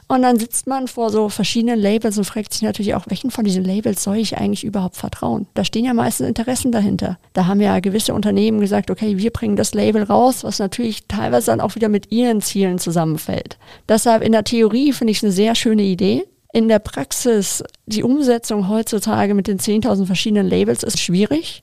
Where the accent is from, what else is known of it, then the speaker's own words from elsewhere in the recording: Munich, Bavaria, Germany; München meine Heimatstadt ist